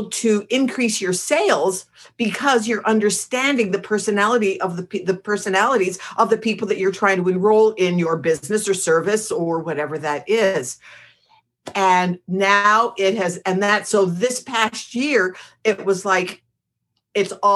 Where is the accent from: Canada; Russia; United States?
Canada; Montreal, Quebec; moved away; I'm from Montreal